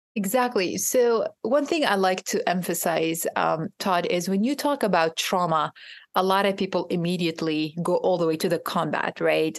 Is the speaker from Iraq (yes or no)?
yes; Iraq; now in United States; I am from Iraq myself. I am a trauma survivor, a war survivor